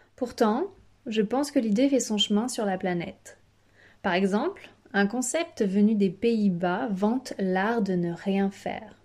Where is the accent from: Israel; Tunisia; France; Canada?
France; Chez nous en France